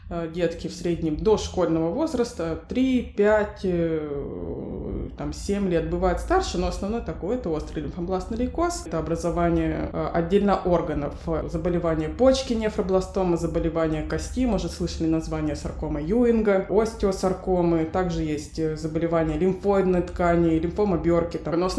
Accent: Novosibirsk, Novosibirsk Oblast, Russia; пойду в один из ковидных госпиталей своего города, я из Новосибирска.

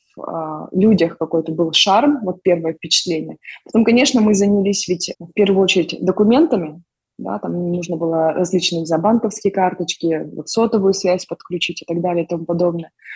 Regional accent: Almaty, Kazakhstan; moved away as an adult; now in Toronto, Canada; мы сами из Казахстана, из города Алматы

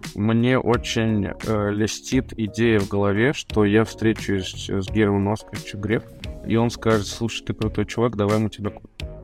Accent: Kazan, Tatarstan, Russia; мне 33 года, я из Казани

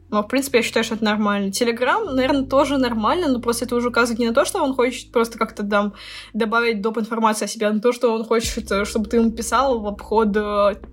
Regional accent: India; Я, я из Индии.

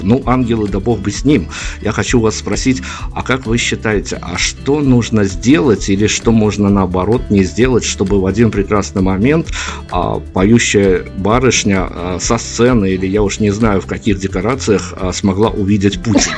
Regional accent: Belarus; мы, понятно, белорусы

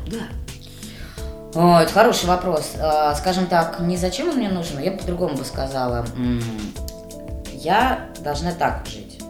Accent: Nakhabino, Moscow Oblast, Russia; я вообще девочка из Нахабина

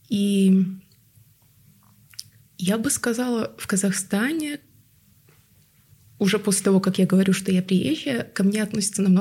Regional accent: Tuva, Russia; А, это просто такая история, потому что я выросла в Таве. Это республика с тувинским большинством. Я никогда не чувствовала себя какой-то отличающейся.

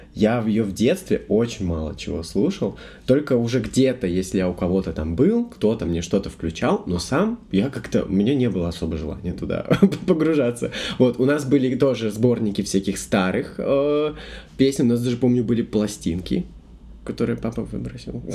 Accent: Belarus; я не из Минска, я рос в небольшом городе

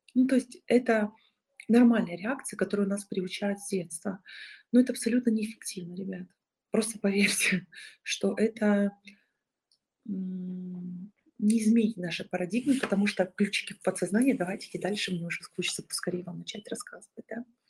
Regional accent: Bolshaya Martynovka, Rostov Oblast, Russia; Я из Большой Мартыновки, населенный пункт Ростовской области.

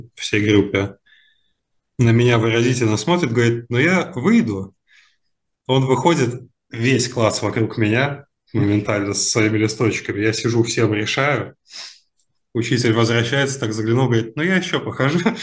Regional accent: Moscow Oblast, Russia; moved away; also born or lived in Saint Petersburg; я из Подмосковья в Питере жил все это время

